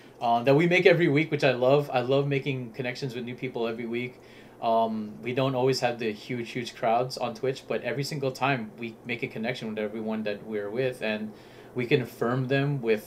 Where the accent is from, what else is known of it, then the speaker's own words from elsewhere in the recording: Southern California, United States; we are from California. SoCal